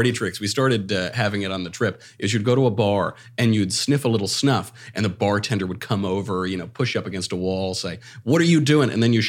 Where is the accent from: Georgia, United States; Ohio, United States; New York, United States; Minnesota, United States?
New York, United States; growing up in New York in an Italian-American family